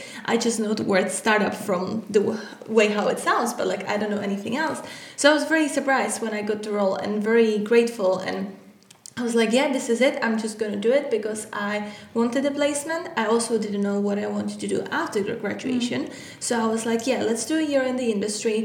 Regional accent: Czechia; moved away as an adult; now in London, United Kingdom; I come from the Czech Republic. I came to London to study at the university.

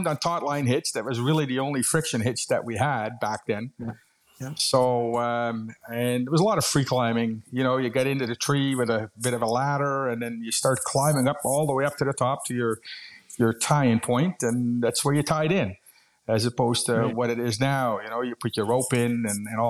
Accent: Netherlands; moved away as an adult; now in Canada; I'm originally from Holland.

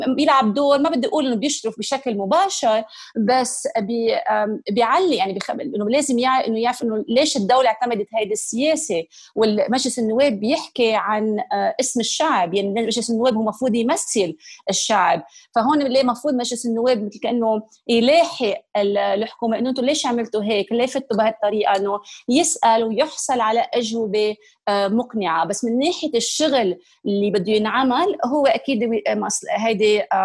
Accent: Lebanon; moved away as an adult; now in United Kingdom; لبنان بقلبي وحتى بعد صار لي اكثر من 20 سنه عايشه ببريطانيا وانه عندي الجنسيه البريطانيه بس لما حدا يسالني انت شو بقول دغري انا انا انا لبنانيه

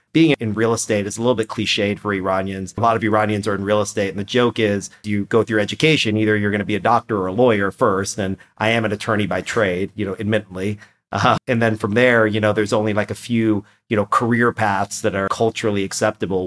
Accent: Austin, Texas, United States; first language Persian; English is a second language; I was born here in Austin, Texas.

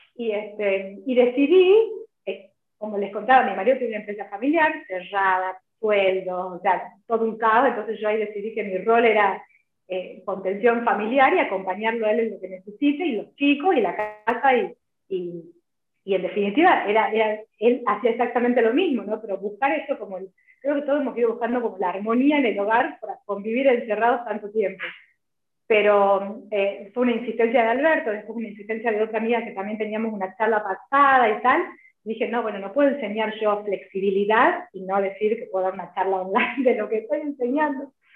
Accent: Tucumán, Argentina; moved away as an adult; also born or lived in Venezuela; now in Salta, Argentina; soy tucumana, así que por eso estoy acá. Eh, vivo en Salta hace 19 años

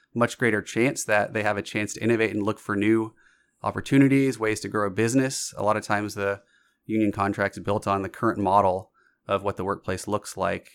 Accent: Georgia, United States; myself growing up in Georgia

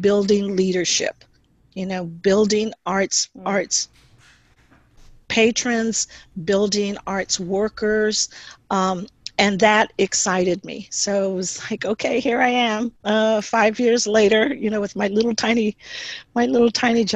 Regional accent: Houston, Texas, United States; moved away as an adult; now in San Jose, United States; I am originally from Houston, Texas, and had the opportunity to live in different parts of the country

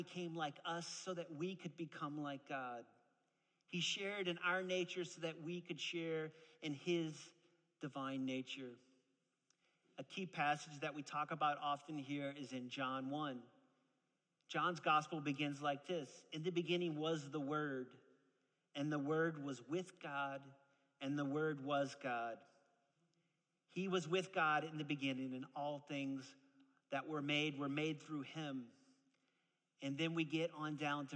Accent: New Orleans, Louisiana, United States; moved away; I'm actually originally from New Orleans, Louisiana, and my dad's a Pentecostal preacher man, okay? So that's how I grew up

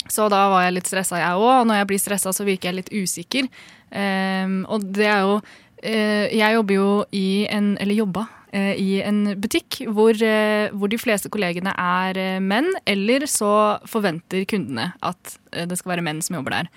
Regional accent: Gjøvik, Innlandet, Norway; Jeg er født og oppvokst på Gjøvik

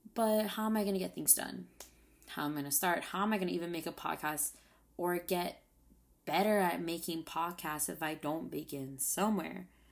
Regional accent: Saipan, Northern Mariana Islands; moved away as an adult; I just moved back to my hometown of Saipan.

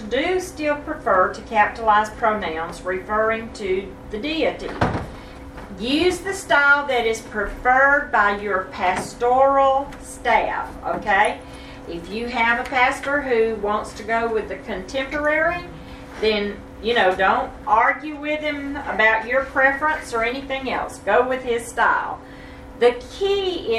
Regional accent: the South, United States; born and raised in the South, but Denise and I definitely were

